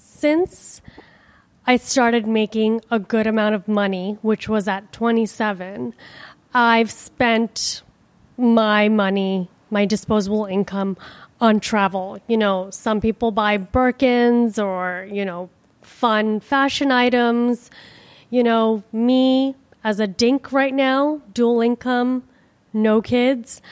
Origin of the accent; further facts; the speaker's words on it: India; now in Miami, United States; I am from India